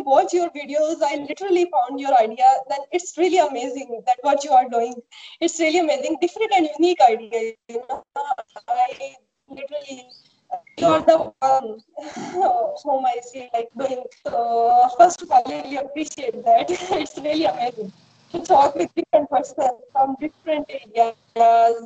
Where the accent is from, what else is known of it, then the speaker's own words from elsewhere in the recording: Pakistan; I am from Pakistan